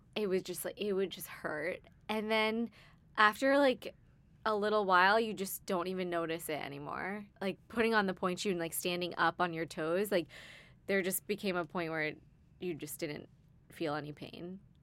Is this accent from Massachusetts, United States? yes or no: yes; Cape Cod, Massachusetts, United States; I grew up on Cape Cod, Massachusetts